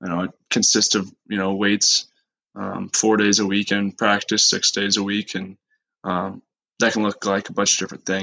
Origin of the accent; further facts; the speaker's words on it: Missoula, Montana, United States; moved away as an adult; also born or lived in Arizona; I was raised in Missoula, Montana